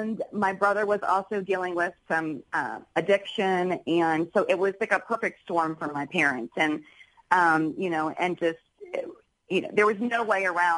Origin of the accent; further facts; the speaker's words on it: Charleston, United States; moved away as an adult; also born or lived in New York City; when I moved back from New York City to Charleston